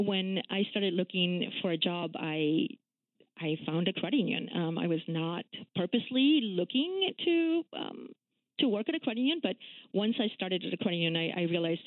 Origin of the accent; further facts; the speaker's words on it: Peru; moved away as an adult; now in Washington, D.C., United States; I am actually an immigrant. I grew up in Peru when we were under a military dictatorship.